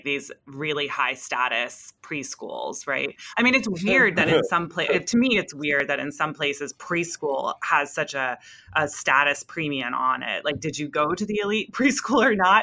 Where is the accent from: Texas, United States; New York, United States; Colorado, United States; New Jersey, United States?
Texas, United States; Houston; now in Chicago, United States; I'm from Houston